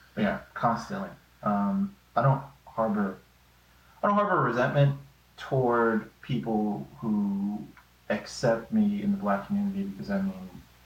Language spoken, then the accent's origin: English; Houston, Texas, United States; I grew up in Greens Point. I went to Bannel Middle School. You know, it's predominantly black community. I was always the white kid.